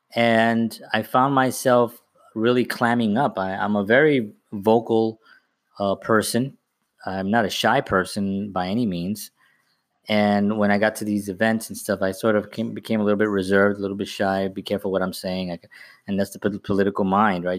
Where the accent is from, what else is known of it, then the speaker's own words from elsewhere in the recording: New York City, New York, United States; now in Bayonne, United States; I'm from the Bronx and I live in Bayonne